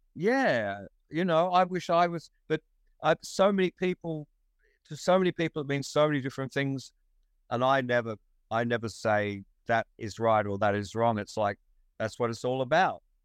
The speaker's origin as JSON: {"language": "English", "town": "Wollongong", "region": "New South Wales", "country": "Australia", "tie": "born or raised there", "also_born_or_lived": "England", "said": "to be an English kid was definitely a slight, a tiny, slight disadvantage in this ridiculous microcosm of a high school in Wollongong, eh, of a infant school in Wollongong in 1959"}